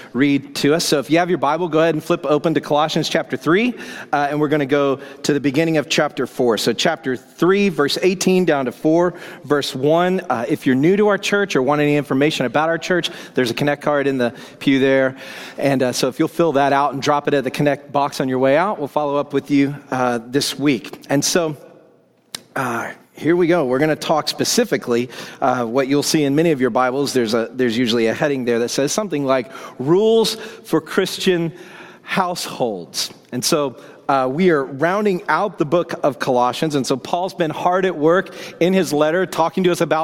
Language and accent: English; Woodstock, Georgia, United States; moved away as an adult; also born or lived in London; now in Seattle, United States; I grew up in Woodstock, Georgia